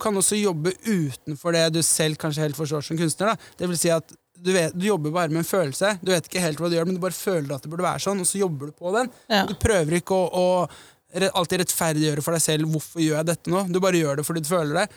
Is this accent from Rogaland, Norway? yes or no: no; Oslo, Norway; jeg vokste opp på Majorstad